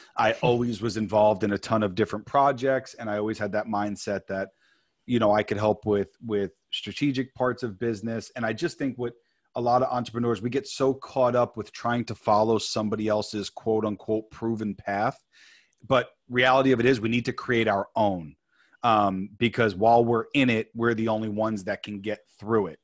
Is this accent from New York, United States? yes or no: yes; New York, United States; moved away as an adult; now in California, United States; born and raised in New York, came out to California